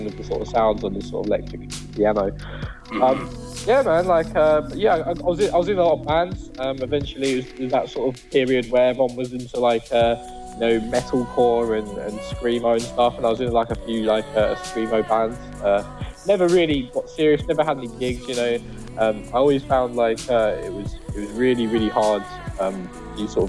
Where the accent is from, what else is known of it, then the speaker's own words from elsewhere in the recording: London, United Kingdom; I'm from London.